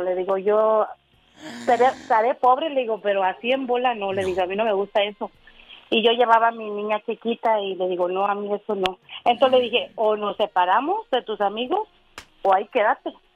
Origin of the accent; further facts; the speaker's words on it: Monterrey, Nuevo León, Mexico; also born or lived in Michigan / Florida; now in Indiana, United States; yo soy de Monterrey.